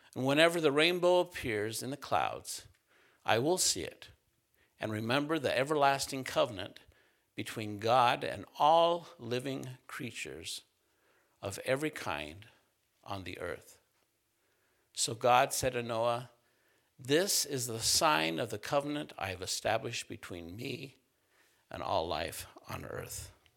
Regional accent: central Utah, United States; moved away; I grew up in Utah, s, uh, central Utah

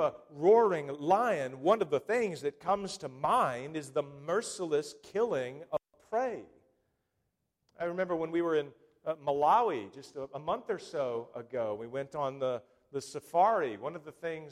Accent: United States; as an American people

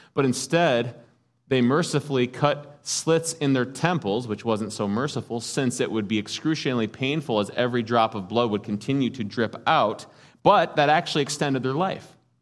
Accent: United States; As American Christians

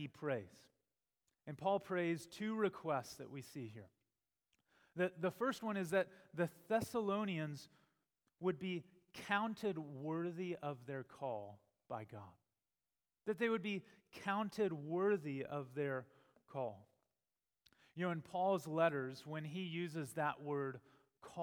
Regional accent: Texas, United States; I remember growing up in Texas, and there we were familiar with wildfires.

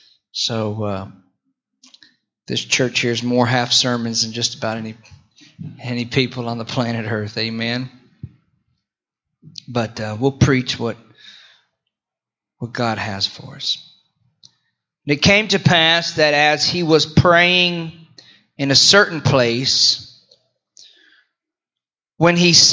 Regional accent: Florida, United States; also born or lived in Houston / Indiana / Potts Camp, Mississippi / Greensboro, North Carolina; I was born in Houston, raised in Florida. Went to college, Bible college in Indiana. Moved to Potts Camp, Mississippi.

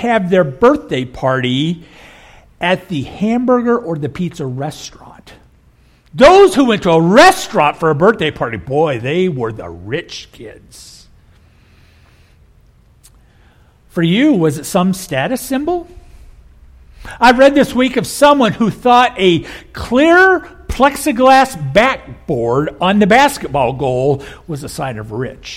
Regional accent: Kansas, United States; moved away as an adult; also born or lived in Oklahoma / Rust Belt; I grew up here in Kansas, then later moved to Oklahoma

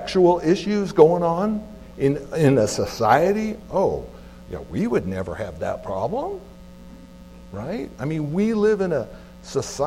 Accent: California, United States; now in Anchorage, United States; I grew up in California

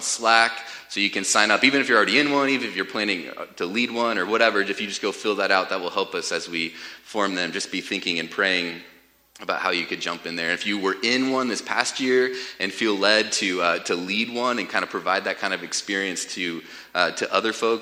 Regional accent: United States; I was brought up in America

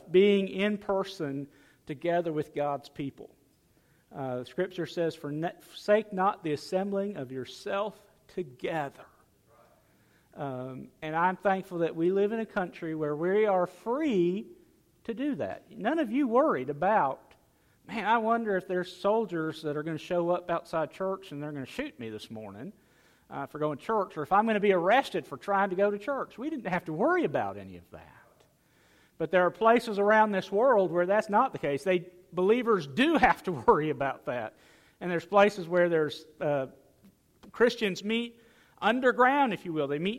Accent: United States; I'm glad to be an American.

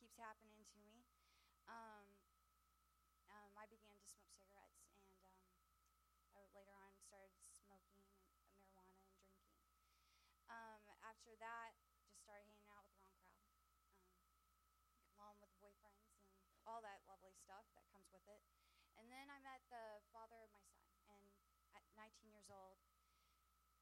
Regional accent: Cassville, Missouri, United States; I'm from Cassville

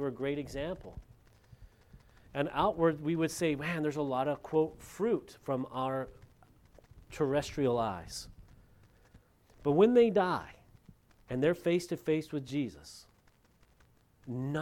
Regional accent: Lompoc, California, United States; moved away; In my hometown, back in Lompoc, California

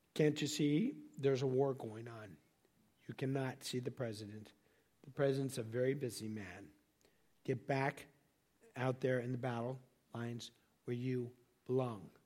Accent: Laguna Beach, California, United States; I grew up in Laguna Beach, California

